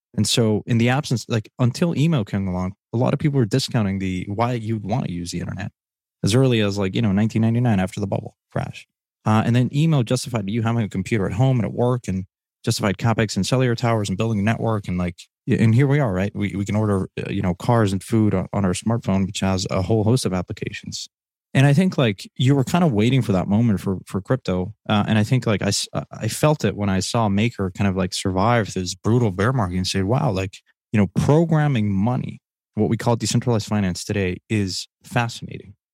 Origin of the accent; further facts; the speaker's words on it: Mexico; moved away; growing up in Mexico